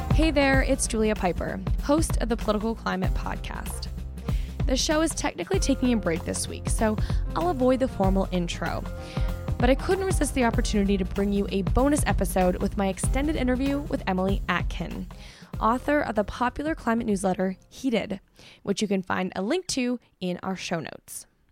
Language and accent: English; Canada; moved away; As a Canadian